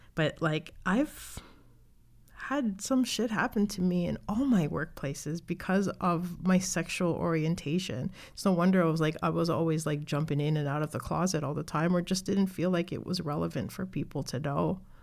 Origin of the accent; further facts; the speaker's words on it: Canada; I'm from Canada, I was born here